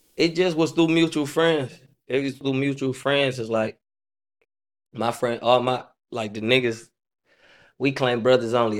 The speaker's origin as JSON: {"language": "English", "town": "Detroit", "region": "Michigan", "country": "United States", "tie": "born or raised there", "said": "Like west side, I'm a, I'm a real west sider."}